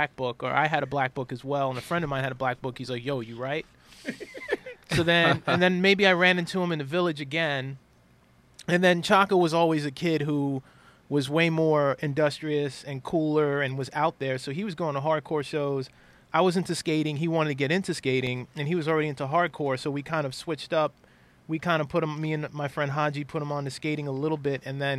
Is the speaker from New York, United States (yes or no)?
yes; New York City, New York, United States; also born or lived in Silver Spring, Maryland; me growing up in Queens, back then, Queens, New York was pretty segregated, right? Yeah. And I moved to Queens when I was like seven.